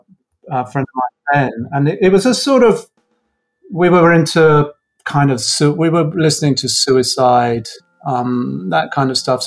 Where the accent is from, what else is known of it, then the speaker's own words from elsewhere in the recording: Croydon, London, United Kingdom; also born or lived in Redhill; I was sort of knocking around Croydon. So, and then moved to London, I think when we were about 15